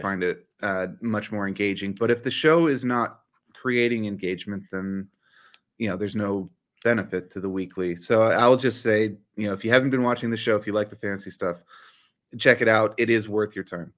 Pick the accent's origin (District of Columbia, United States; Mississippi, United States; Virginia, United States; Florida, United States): District of Columbia, United States; near the Smithsonian; I grew up near the Smithsonian.